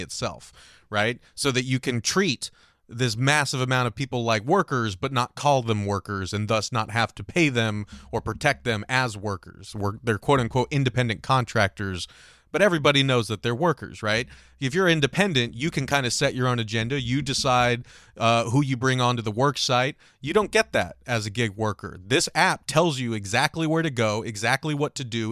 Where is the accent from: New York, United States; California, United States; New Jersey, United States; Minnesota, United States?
California, United States; my home state of California